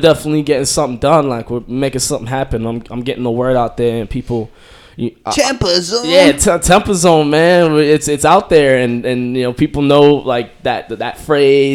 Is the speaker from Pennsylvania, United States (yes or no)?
no; Boston, Massachusetts, United States; I'm from Rosendale, Massachusetts, representing Beantown